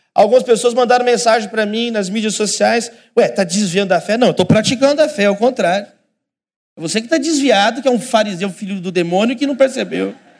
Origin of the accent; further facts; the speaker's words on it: Brazil; como igreja, como brasileiros, brasileiros